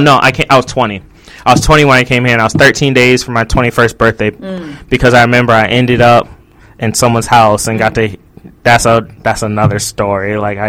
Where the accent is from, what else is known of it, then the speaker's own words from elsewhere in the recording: United States; moved away as an adult; also born or lived in Arizona; now in Japan; I grew up in America, so I do know America.